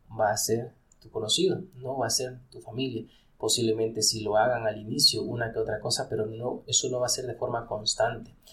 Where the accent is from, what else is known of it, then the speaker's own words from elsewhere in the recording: Ecuador; nosotros como ecuatorianos